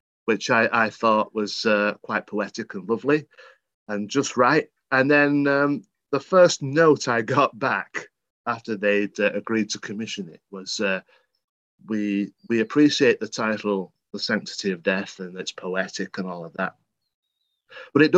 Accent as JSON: {"language": "English", "town": "Worsley", "region": "North West England", "country": "United Kingdom", "said": "I'm not from Birmingham, but I'm from the Northwest. So I'm from Manchester, Worsley, the seat of the Industrial Revolution"}